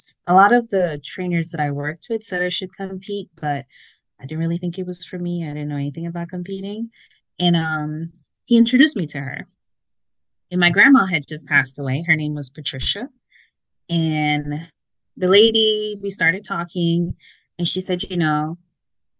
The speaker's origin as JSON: {"language": "English", "country": "Guyana", "moved": "yes", "lives_now": "United States", "said": "I am from Guyana. Been in America a long time, so have my citizenship and all that good stuff."}